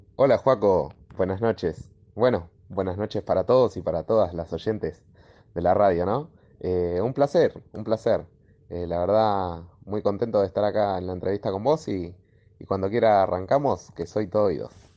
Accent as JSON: {"language": "Spanish", "town": "Gregorio de Laferrere", "region": "Buenos Aires Province", "country": "Argentina", "said": "Soy de La Ferrere, La Ferrere La Matanza."}